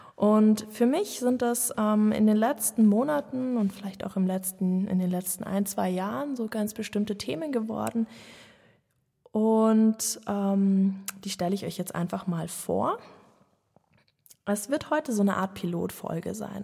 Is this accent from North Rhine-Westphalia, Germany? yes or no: no; Munich, Bavaria, Germany; ich bin geborene Münchnerin, ähm, bin als Einzelkind in einer Familie in München Stadt aufgewachsen